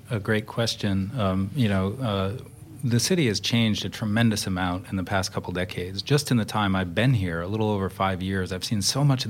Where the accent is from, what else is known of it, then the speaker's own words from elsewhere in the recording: outside of Boston, Massachusetts, United States; moved away as an adult; also born or lived in Cambridge, Massachusetts; now in Vancouver, Canada; I'm from the Northeast United States. I grew up outside of Boston.